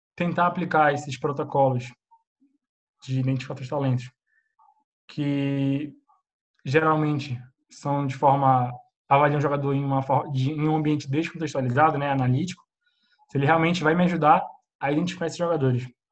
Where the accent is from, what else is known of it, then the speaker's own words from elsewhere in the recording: Manaus, Amazonas, Brazil; also born or lived in Spain; now in Portugal; sou de Manaus